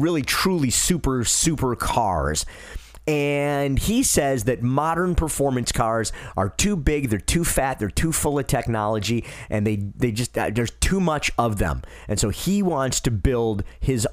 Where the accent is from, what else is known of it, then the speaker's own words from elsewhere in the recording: Detroit, Michigan, United States; I grew up in Detroit, so I watched the Detroit Tigers.